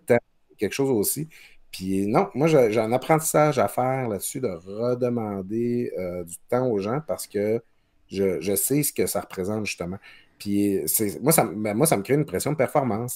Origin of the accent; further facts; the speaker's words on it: Quebec, Canada; now in Quebec City, Canada; je viens du Lac-Saint-Jean. Je, dis souvent, moi, mon père avait, avait l'usine du village